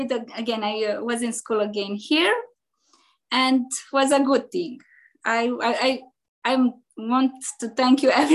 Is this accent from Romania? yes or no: yes; Transylvania, Romania; English is a second language; moved away as an adult; now in Chicago, United States; I'm from Europe, from Transylvania, from Romania, Transylvania. And in 1999, I emigrated in Chicago.